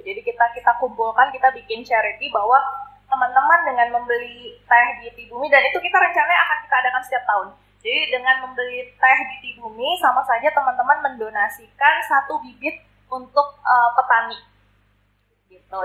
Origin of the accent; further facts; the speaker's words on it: Kalimantan, Indonesia; now in Bandung, Indonesia; sebenarnya kalau aku kan sebenarnya bukan orang Bandung asli ya. Aku ini orang-orang perantauan dari Kalimantan